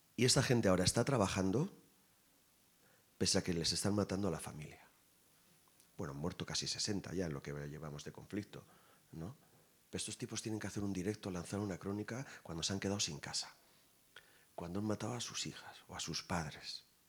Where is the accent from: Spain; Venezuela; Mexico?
Spain; Irun, Basque Country; mi pueblo